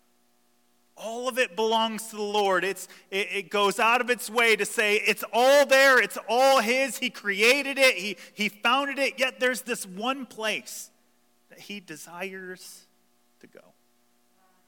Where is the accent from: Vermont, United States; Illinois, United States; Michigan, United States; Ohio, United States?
Ohio, United States; Toledo; we're from Toledo